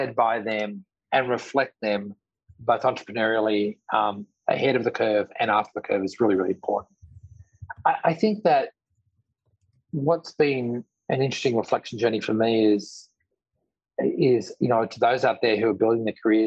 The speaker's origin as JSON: {"language": "English", "country": "Australia", "moved": "yes", "lives_now": "New York, United States", "said": "I'm an Australian living in New York, running a multi-billion-dollar company."}